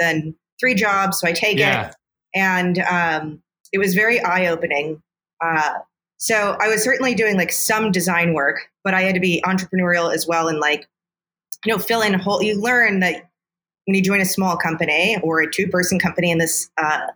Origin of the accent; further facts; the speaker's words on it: Chicago, Illinois, United States; I'm a native Chicagoan. I grew up in the suburbs, and now I'm on the south side